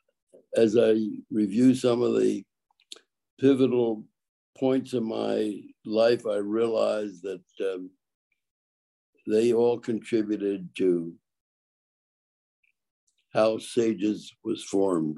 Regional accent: Philadelphia, Pennsylvania, United States; also born or lived in Brooklyn, New York; my mother moved back to Philadelphia with me. And I spent my early years in the street learning how to survive

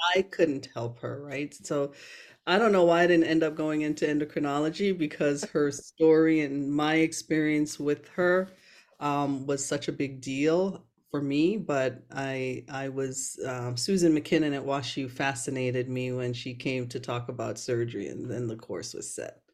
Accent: Brooklyn, New York, United States; accent: Americanized; also born or lived in Jamaica; grew up after immigrating to the U S with my family in Brooklyn, New York.

